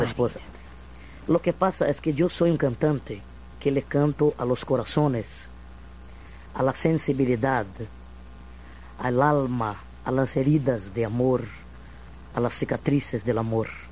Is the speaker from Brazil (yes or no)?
yes; Minas Gerais, Brazil; yo soy mineiro de Minas Gerais